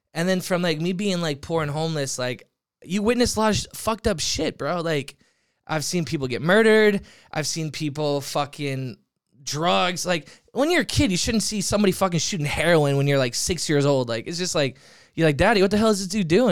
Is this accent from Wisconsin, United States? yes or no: no; Merritt Island, Florida, United States; also born or lived in Orlando, Florida / New York; now in Los Angeles, United States; born there, grew up in a small town called Merritt Island, Florida